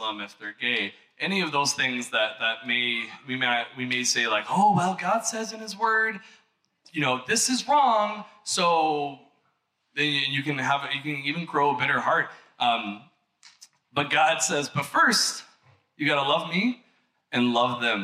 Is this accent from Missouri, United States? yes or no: yes; Missouri, United States; I'm from Missouri